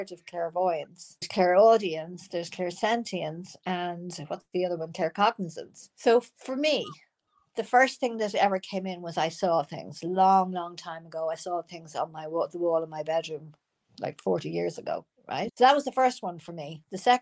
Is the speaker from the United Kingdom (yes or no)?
no; Ireland; moved away as an adult; also born or lived in United States; I'm not living in the part of Ireland I knew before I came back from America. And I was 30 years in America.